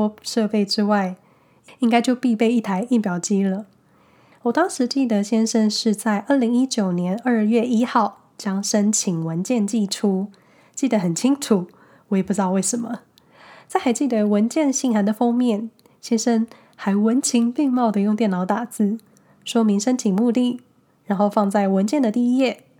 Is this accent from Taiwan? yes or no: yes; Hsinchu, Taiwan; now in Switzerland; 毕竟在台湾的时候呢，我从新竹搬到台北，户籍一样还是在新竹